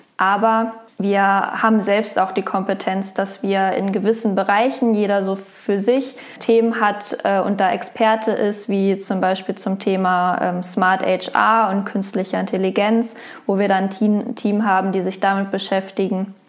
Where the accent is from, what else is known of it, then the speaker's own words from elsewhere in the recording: Wolfsburg, Lower Saxony, Germany; Geboren in Wolfsburg